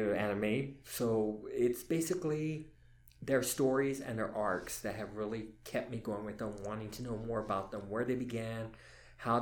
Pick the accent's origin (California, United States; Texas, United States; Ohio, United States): Texas, United States; I am Texas born and raised. I'm a Texas